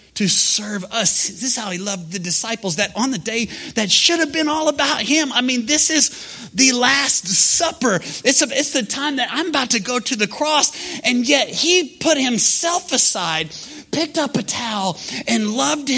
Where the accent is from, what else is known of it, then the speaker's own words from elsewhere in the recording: Oklahoma, United States; we're from Oklahoma